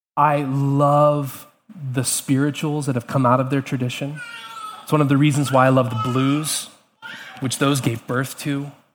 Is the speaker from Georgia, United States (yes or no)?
yes; Atlanta, Georgia, United States; now in Charlottesville, United States; growing up in Atlanta